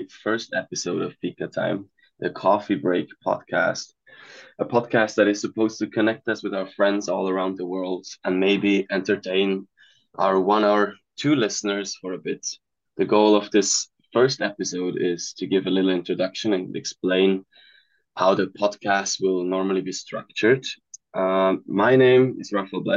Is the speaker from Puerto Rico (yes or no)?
no; Switzerland; moved away as an adult; now in Los Angeles, United States; I'm originally from Switzerland, but currently in LA.